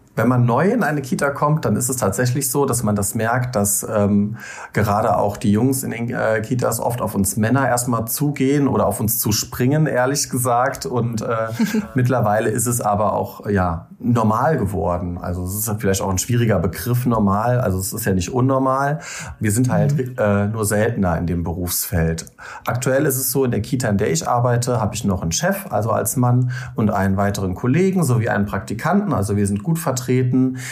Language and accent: German; Rhein-Lahn-Kreis, Rhineland-Palatinate, Germany; now in Koblenz, Germany; Ich komme eigentlich aus dem Rhein-Lahn-Kreis, aus einem kleinen Dorf und wohne aber mittlerweile seit über zehn Jahren in Koblenz.